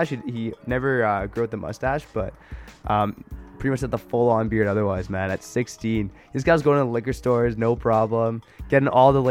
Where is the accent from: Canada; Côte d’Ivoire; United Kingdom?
Canada